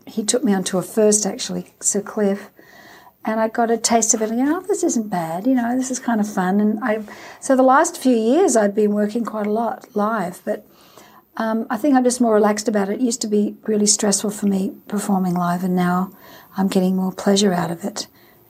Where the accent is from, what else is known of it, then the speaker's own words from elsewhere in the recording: Australia; But singing at the Olympic Games in Australia, my home country, was quite an amazing experience and one I'll never forget.